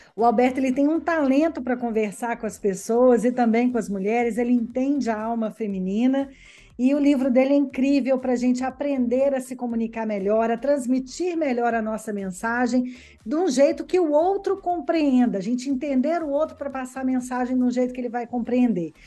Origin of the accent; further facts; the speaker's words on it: Belo Horizonte, Minas Gerais, Brazil; moved away as an adult; now in Verona, Italy; nasci em Minas Gerais, em Belo Horizonte. Tem pouco tempo que eu moro aqui na Itália, tem quatro anos